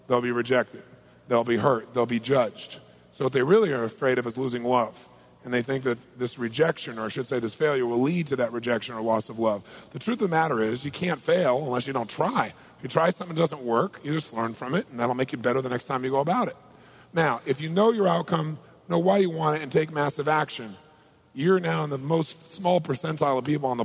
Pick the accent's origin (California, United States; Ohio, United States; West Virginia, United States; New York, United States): California, United States; Southern; I'm from Southern California